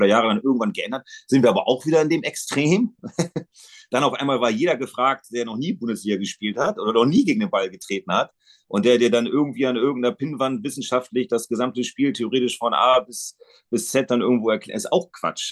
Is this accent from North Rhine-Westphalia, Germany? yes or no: no; Bremen, Germany; Das ist meine Heimatstadt